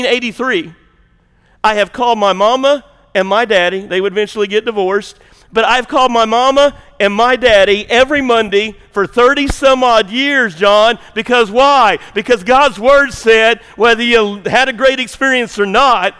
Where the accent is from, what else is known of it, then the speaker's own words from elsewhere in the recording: Southern Illinois, United States; moved away as an adult; also born or lived in Tennessee / Georgia; I moved off from Southern Illinois.